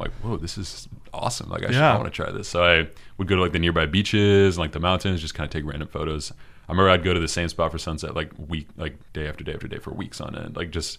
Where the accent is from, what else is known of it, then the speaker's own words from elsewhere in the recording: Seattle, Washington, United States; moved away as an adult; now in Los Angeles, United States; I'm 23 years old right now. So I started when I was about 15. So I'm from Seattle originally. Mm-hmm. So I grew up there my entire life. My family still lives there, so I go back up to Seattle pretty often.